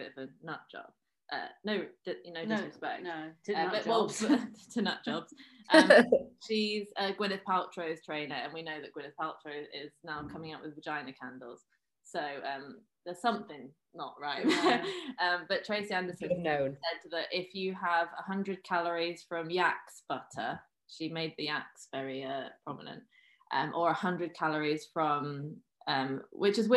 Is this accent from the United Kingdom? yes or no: yes; West Country, South West England, United Kingdom; now in London, United Kingdom; I grew up in the West Country